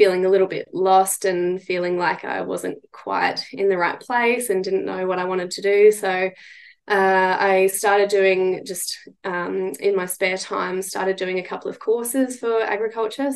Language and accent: English; Arcadia Valley, central Queensland, Australia; I grew up in Arcadia Valley, which is in central Queensland on the Brigalow Belt